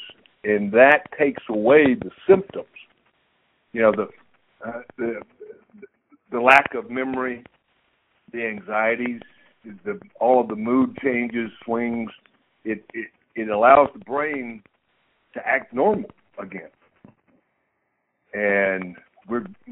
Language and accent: English; Monticello, Florida, United States; moved away as an adult; also born or lived in Los Angeles, California; I'm from Monticello, Florida